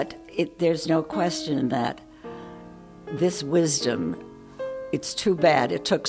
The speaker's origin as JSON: {"language": "English", "region": "New York", "country": "United States", "accent": "New York", "said": "You can tell by my accent that I'm from New York."}